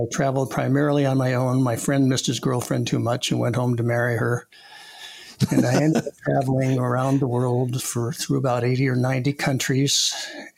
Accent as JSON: {"language": "English", "town": "Los Angeles", "region": "California", "country": "United States", "tie": "born or raised there", "also_born_or_lived": "New York / Santa Monica / Reseda"}